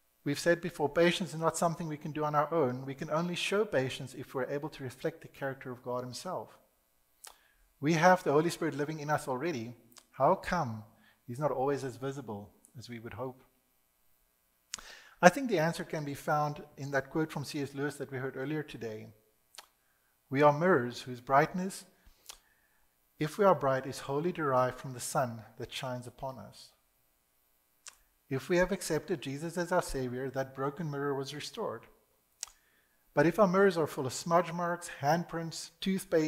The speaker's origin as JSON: {"language": "English", "country": "South Africa", "tie": "born or raised there", "said": "I was born in South Africa"}